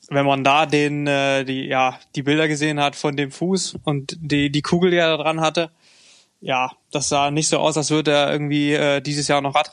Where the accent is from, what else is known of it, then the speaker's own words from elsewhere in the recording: Germany; Nee, als Deutscher vielleicht nicht, aber ähm, ja, hier in Grenznähe kann man das noch, äh, kann man das noch äh, gelten lassen.